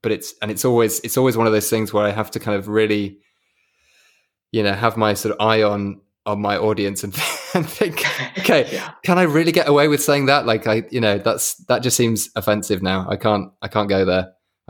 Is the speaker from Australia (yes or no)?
no; Yorkshire and the Humber, United Kingdom; it really reminds me of where I grew up, which is Yorkshire. I'm from West Yorkshire, and West Yorkshire has some very, very beautiful moorland